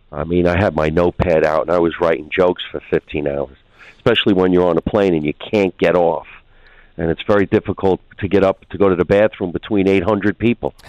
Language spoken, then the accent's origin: English; Union, New Jersey, United States; being a young teenager in the state of New Jersey